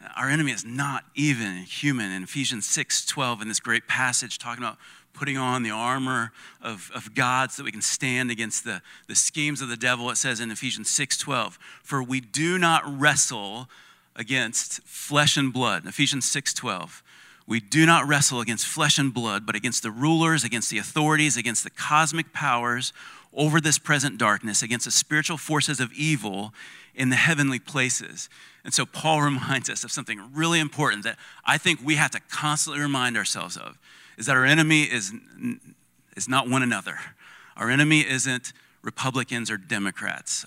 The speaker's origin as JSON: {"language": "English", "country": "United States", "said": "we may be American, uh, but we're Christian first"}